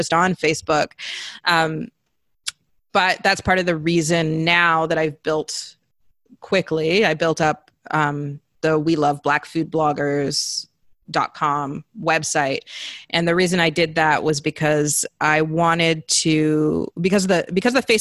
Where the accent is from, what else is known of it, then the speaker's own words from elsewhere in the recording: British Columbia, Canada; also born or lived in Zambia; growing up in the Pacific Northwest, Canada